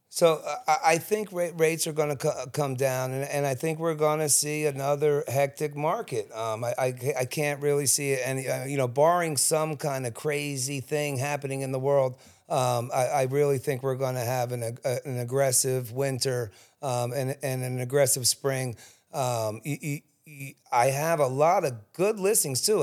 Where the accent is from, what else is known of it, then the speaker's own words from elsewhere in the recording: Cherry Hill, New Jersey, United States; also born or lived in Collingswood; I grew up in Cherry Hill